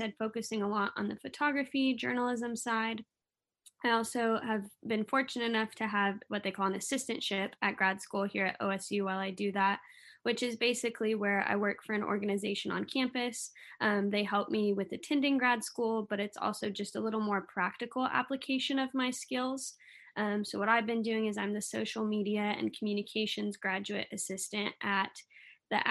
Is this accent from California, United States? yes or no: yes; Denair, California, United States; moved away as an adult; now in Oklahoma, United States; I am originally from Denair, California. I grew up raising Black Angus cattle